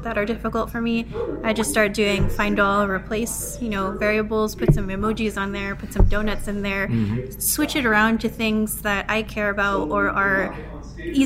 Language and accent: English; Philippines; I'm a Filipino software engineer